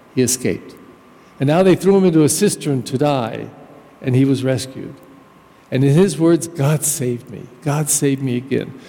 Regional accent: United States; I actually come from a German culture, but I'm American

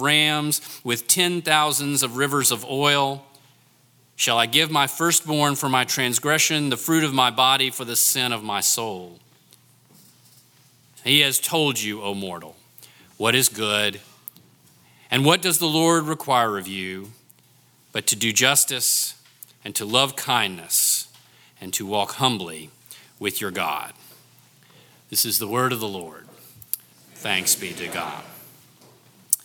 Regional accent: North Carolina, United States; my home state of North Carolina

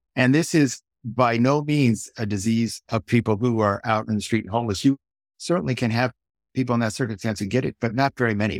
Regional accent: Silicon Valley, California, United States; grew up here in Silicon Valley

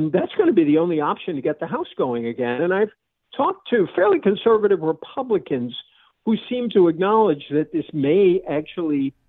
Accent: Massachusetts, United States; my home state of Massachusetts

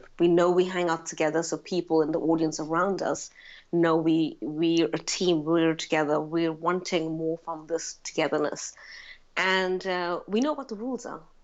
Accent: South Africa; moved away as an adult; now in London, United Kingdom; I was born and raised in South Africa.

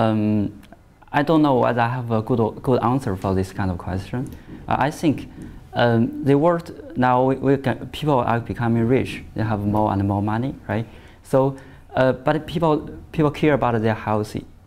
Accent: Shandong, China; moved away; also born or lived in Shaanxi, China; I was born in Shandong province at China, in the middle east of China.

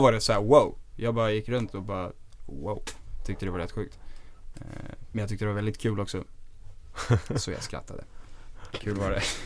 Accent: Stockholm, Stockholm County, Sweden; also born or lived in Dalarna; vi kom ju från Östberga eh, och vi gick i Sturebyskolan.

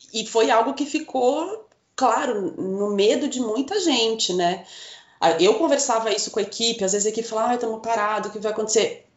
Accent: Curitiba, Paraná, Brazil; also born or lived in Rolândia; morei em Curitiba desde um ano de idade, então eu falo que eu sou curitibana, mas sou paranaense

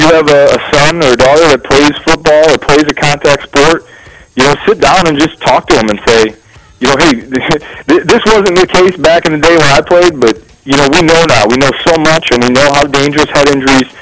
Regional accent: Joliet, Illinois, United States; I'm from Joliet originally and played football at Joliet Catholic

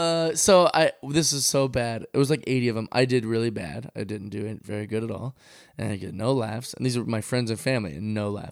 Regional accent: Seattle, Washington, United States

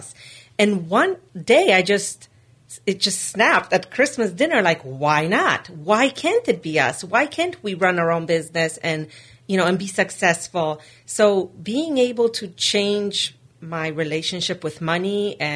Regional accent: New York City, New York, United States; also born or lived in Poland / Rhode Island; I grew up in Poland in the 80s, and in 1993, my parents entered a lottery to win a green card, and we won

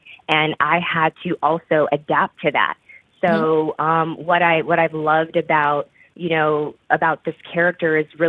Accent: Fort Hood, Texas, United States; born there; I was born in Fort Hood, Texas, and I was raised military. My mom was in the Army.

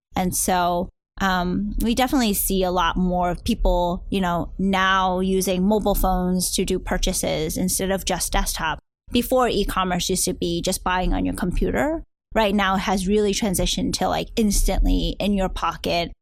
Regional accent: New Jersey, United States; also born or lived in Hong Kong / New York City / Brooklyn, New York / Peru; now in Silicon Valley, United States; eventually moved and grew up my childhood in New Jersey.

